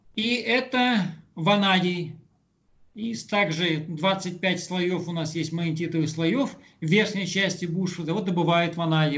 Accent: Kungur, Perm Krai, Russia; moved away as an adult; now in South Africa; Сам я с Урала, с Пермской области, из Кунгура.

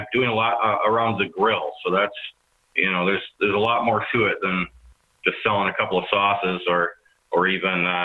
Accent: suburbs of Minneapolis, St. Paul, Minnesota, United States; also born or lived in northern Wisconsin; now in Hudson, United States; I grew up just outside of the Twin Cities in the suburbs of Minneapolis, St. Paul

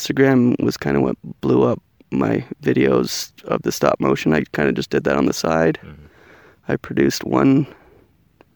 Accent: Canada; now in United States; I am a Canadian living in the United States of America

